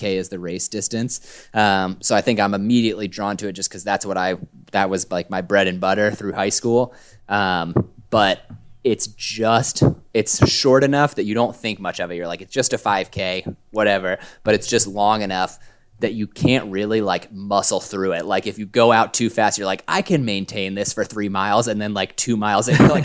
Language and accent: English; Delaware, United States; moved away; I'm originally from Delaware